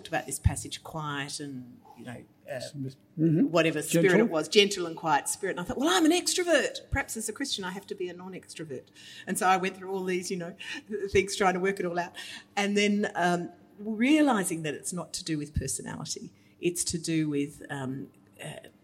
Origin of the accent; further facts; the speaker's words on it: Australia; as Australian women